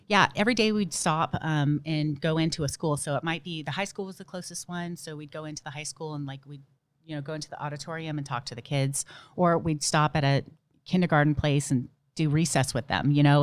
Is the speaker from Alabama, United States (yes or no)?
no; Dana Point, California, United States; also born or lived in Memphis, Tennessee; I am from Dana Point, California